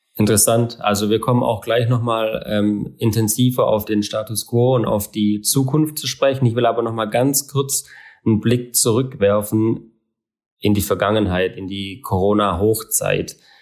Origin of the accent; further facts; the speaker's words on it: Southern Germany, Germany; bei uns in Süddeutschland